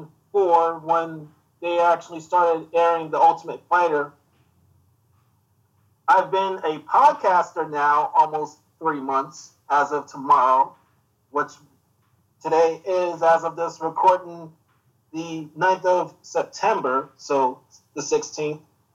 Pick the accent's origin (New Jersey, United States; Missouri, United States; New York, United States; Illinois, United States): New York, United States; I've been an all-life New Yorker pretty much since 1987.